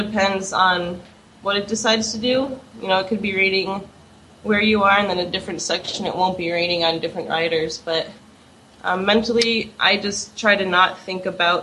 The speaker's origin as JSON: {"language": "English", "region": "Iowa", "country": "United States", "tie": "born or raised there", "said": "I grew up in Iowa, and I moved to Iowa City for school"}